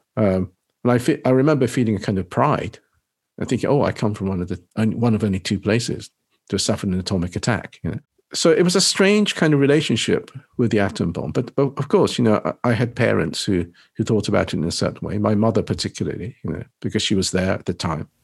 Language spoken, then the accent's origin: English; England, United Kingdom; born or raised there; also born or lived in Nagasaki, Japan